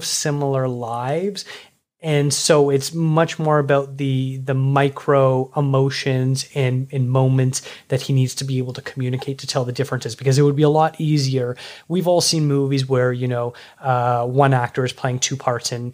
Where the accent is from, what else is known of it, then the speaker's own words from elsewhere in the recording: Toronto, Ontario, Canada; my hometown of Toronto